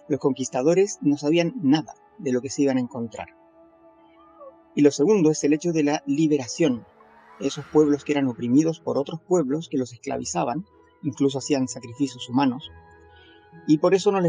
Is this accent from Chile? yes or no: yes; Chile; also born or lived in Spain; soy chileno y español y soy coach de desarrollo personal y financiero.